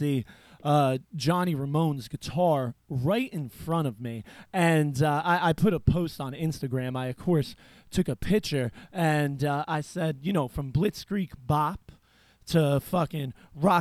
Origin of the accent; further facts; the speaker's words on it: Pennsylvania, United States; now in Easton, United States; I'm from Pennsylvania